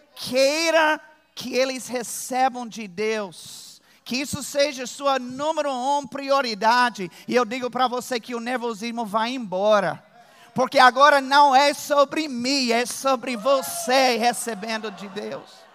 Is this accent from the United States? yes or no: yes; Virginia, United States; moved away; eu sou de Virgínia, nos Estados Unidos. Lá tem urso.